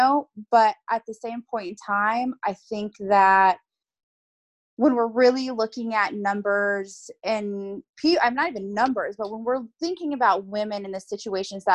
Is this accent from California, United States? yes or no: yes; Bay Area, California, United States; I'm from the Bay Area of California